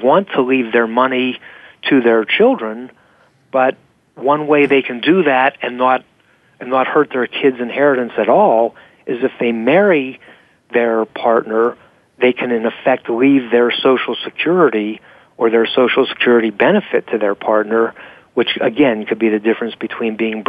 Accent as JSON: {"language": "English", "region": "Pennsylvania", "country": "United States", "said": "And one of the reasons I was so jubilant when my home state of Pennsylvania just recognized same-sex marriages"}